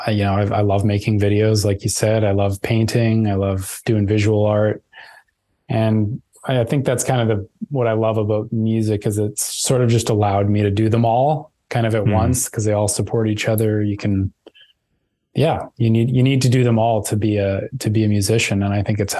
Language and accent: English; Vancouver, British Columbia, Canada; so I grew up in Vancouver. There's like near the mountains, there's a place called Lynn Canyon, and that's where I grew up.